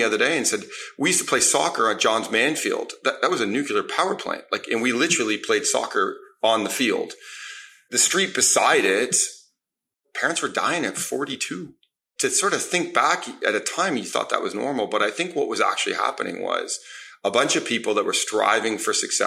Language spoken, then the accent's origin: English; Toronto, Ontario, Canada; I grew up in Toronto on the east side